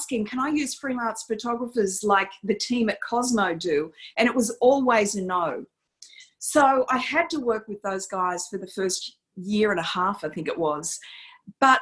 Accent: Campbelltown, New South Wales, Australia; I am that girl that grew up in Campbelltown

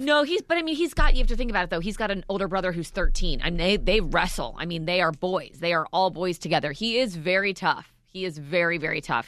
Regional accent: Maryland, United States; moved away; I'm from Maryland

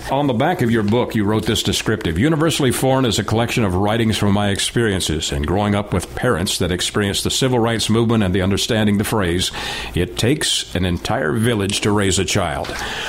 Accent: Canada; I grew up in the North, so I'm a Canadian. And in the town that I lived in, one of my best friends happened to be a young man of color. And there was only one family in that town of 60,000.

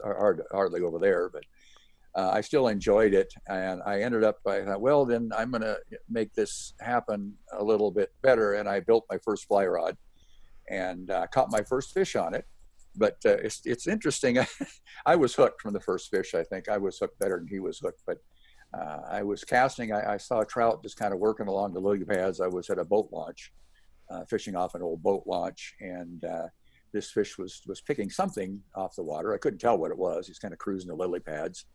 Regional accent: Seattle, Washington, United States; moved away; also born or lived in Snohomish, Washington; I grew up in Washington State and in North Seattle, basically, and then moved to a town called Snohomish, about 30 miles north of Seattle

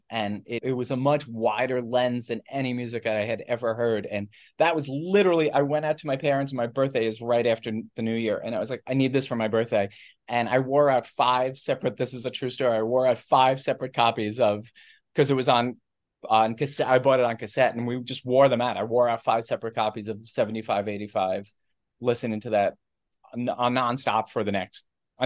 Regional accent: New Jersey, United States; also born or lived in New York City; I grew up in New York City, and then we moved to Jersey when I was 5 or 6, so basically Jersey.

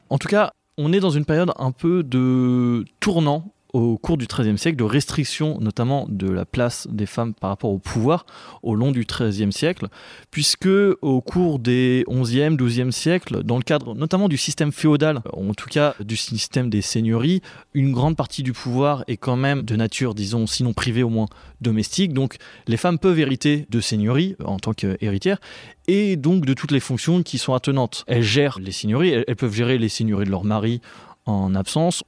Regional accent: western Anjou, Pays de la Loire, France; j'en viens

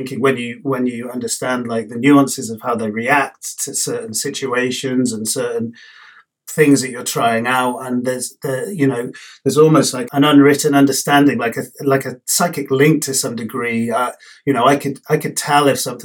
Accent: London, United Kingdom; moved away as an adult; growing up in London

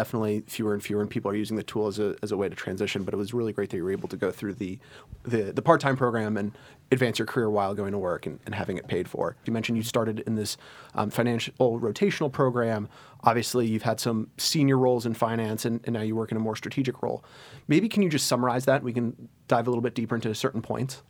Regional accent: Virginia, United States; moved away as an adult; also born or lived in New York area; now in New York, United States; I grew up in the New York area until I was eight, and then I moved to Virginia

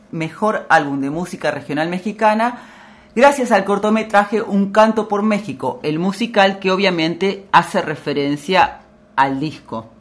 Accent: Florida, Buenos Aires Province, Argentina; cuando yo vivía, cuando era chica y vivíamos en Florida, la calle de, mi casa, la calle Valentín Vergara

